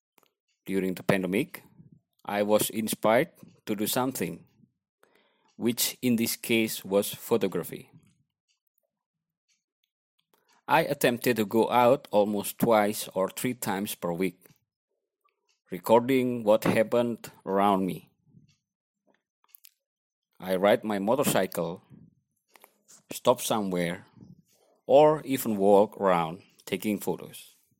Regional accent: Malang, East Java, Indonesia; now in Bali, Indonesia; I am from Malang, East Java, Indonesia, and then I currently based in Bali, Indonesia.

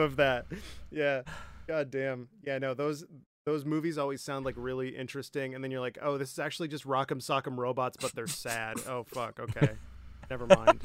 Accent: Michigan, United States; now in Nebraska, United States; I'm from Michigan, right? We uh, in my opinion we don't have any kind of accent

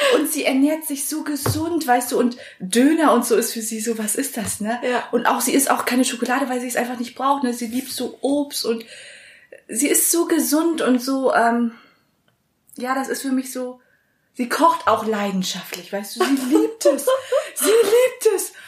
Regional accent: Vechta, Lower Saxony, Germany; also born or lived in Vietnam; ich komme ja ursprünglich aus Fechter

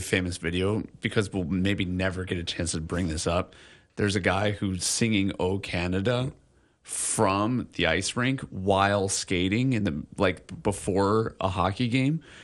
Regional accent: Illinois, United States; now in Hawaii, United States; I grew up in Illinois

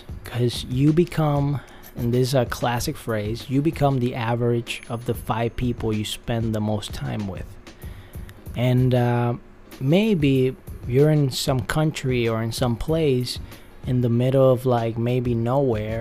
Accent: Puerto Rico; now in Los Angeles, United States; where I grew up in Puerto Rico, I love the people there

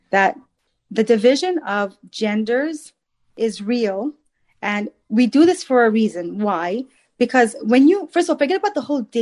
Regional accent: New York, United States; I'm from Long Island.

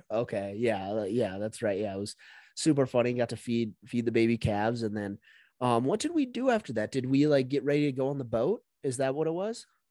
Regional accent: United States; also born or lived in Montana / North Dakota; growing up in Montana, North Dakota

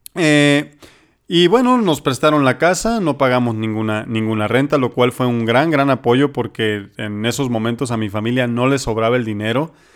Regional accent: Culiacán, Sinaloa, Mexico; moved away as an adult; also born or lived in Los Mochis, Sinaloa; now in Jalisco, Mexico; Sinaloa, en Culiacán, de donde yo soy y donde estudié medicina general

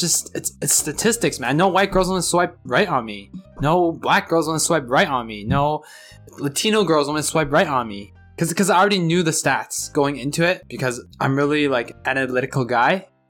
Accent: Canada; I am a Canadian, Chinese, male, age 28.

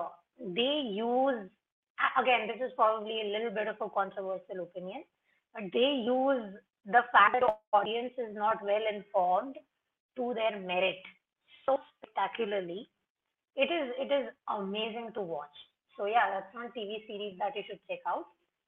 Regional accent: India; as an Indian living in India, dealing with brown skin, even if we are a predominantly brown country, I'm still given a lot of heck from family members

